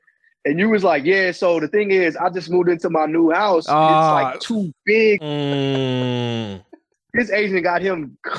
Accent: Sacramento, California, United States; moved away as an adult; now in East Coast, United States; I'm from Sacramento.

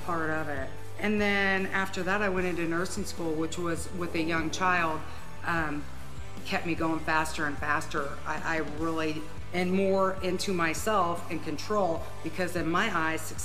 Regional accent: Huntington, Indiana, United States; I'm from Huntington.

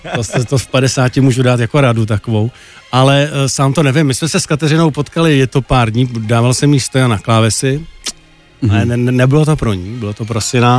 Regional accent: Czechia; also born or lived in East Germany; my jako rodina jsme se stěhovali jako do Čech, když mě byl asi dva a půl roku

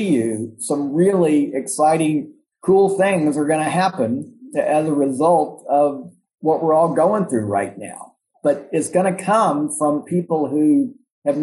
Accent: Atlanta, Georgia, United States; moved away as an adult; now in Memphis, United States; I'm not from Memphis. I actually grew up in Atlanta.

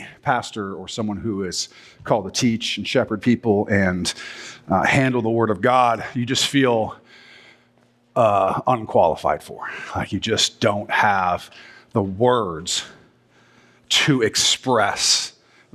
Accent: Southern California, United States; moved away; also born or lived in Washington; We lived in Southern California. We're one of those people. I was born in Washington, though, so I'm allowed to come here. But we lived in Southern California when I was a kid

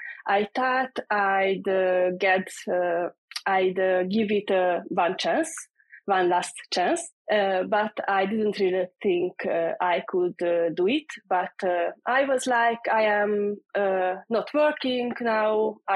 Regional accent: Hungary; English is a second language

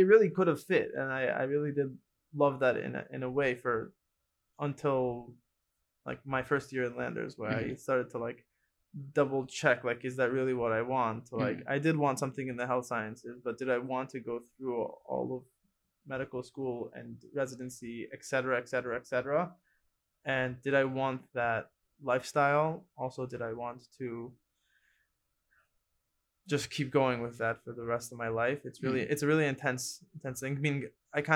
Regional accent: Los Angeles, California, United States; moved away as an adult; also born or lived in Israel; I was born in Los Angeles. I'm originally Persian

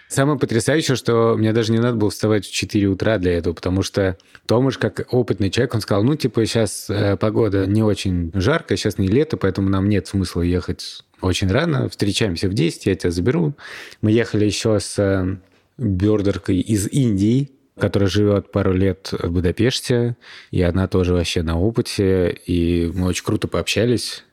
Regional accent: Russia; мы из России

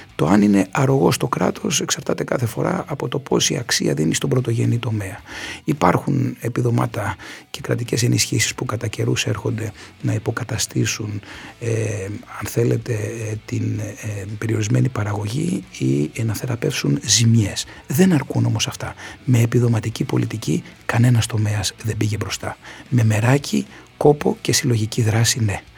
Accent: Kefalonia, Ionian Islands, Greece; στην ιδιαίτερη πατρίδα μου, στην Κεφαλονιά

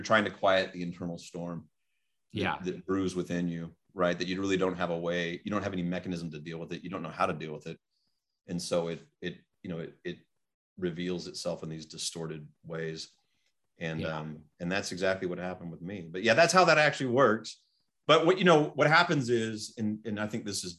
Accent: Fresno, California, United States; also born or lived in Placerville, El Dorado County, California; I was raised in Fresno

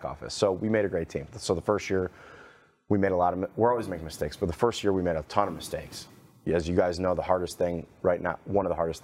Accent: Cleveland, Ohio, United States; moved away as an adult; now in Dallas, United States; I'm from Cleveland, Ohio, originally

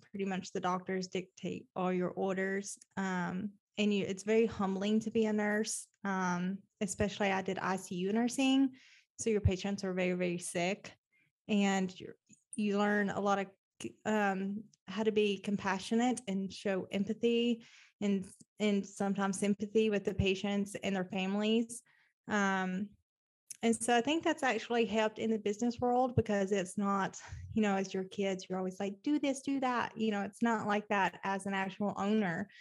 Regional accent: Nashville, Tennessee, United States; moved away as an adult; now in Oklahoma City, United States; I am originally from Nashville, Tennessee.

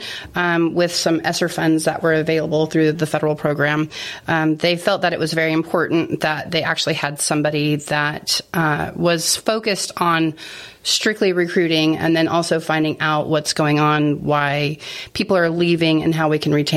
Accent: California, United States; moved away as an adult; also born or lived in Las Vegas, Nevada; now in Middle Tennessee, United States; I'm from California originally, but the last 6 years, before moving here, I lived in Las Vegas, Nevada

